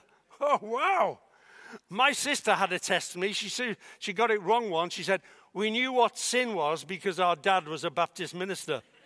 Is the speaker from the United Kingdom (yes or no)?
yes; Liverpool, North West England, United Kingdom; I was born in Liverpool